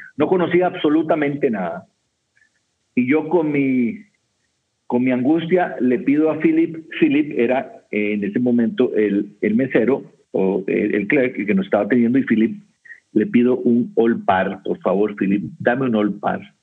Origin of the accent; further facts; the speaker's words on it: Costa Rica; soy de Costa Rica